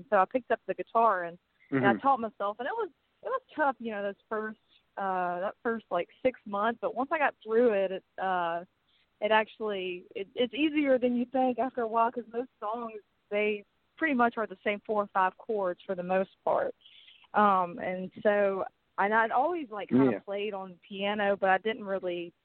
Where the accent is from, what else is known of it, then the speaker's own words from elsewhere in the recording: Montgomery, Alabama, United States; also born or lived in Georgia; I grew up in Montgomery, Alabama, and I was born in Georgia, but we moved here when I was 6 months old